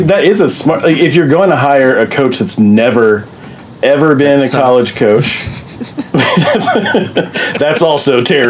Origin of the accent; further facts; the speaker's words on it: Southern Indiana, United States; I grew up in Southern Indiana